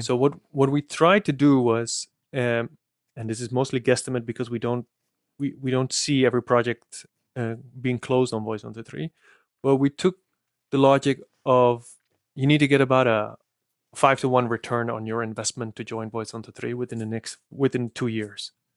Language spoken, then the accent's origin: English; Netherlands; accent: Dutch; I'm as Dutch as can be, so my accent caters to a different niche than yours